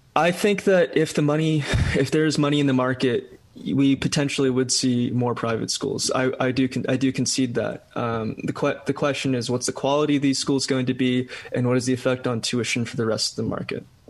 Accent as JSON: {"language": "English", "region": "California", "country": "United States", "said": "my home state of California"}